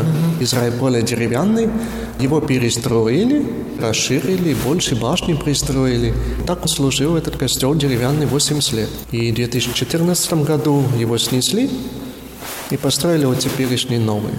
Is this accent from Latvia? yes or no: yes; Zilupe, Ludza Municipality, Latvia; also born or lived in Rēzekne / Preiļi; Это мой родной город и родной приход